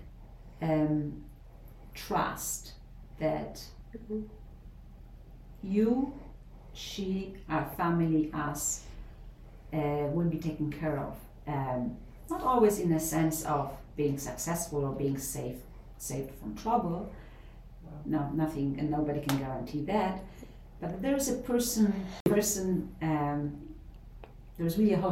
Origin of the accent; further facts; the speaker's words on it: Poznań, Greater Poland, Poland; moved away as an adult; now in United States; I'm from the city of Poznan, which was also known as Posen under German occupation, mm-hmm. Western Poland